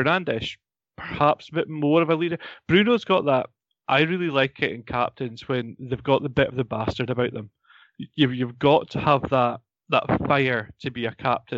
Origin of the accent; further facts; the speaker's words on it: Scotland, United Kingdom; as a Scotsman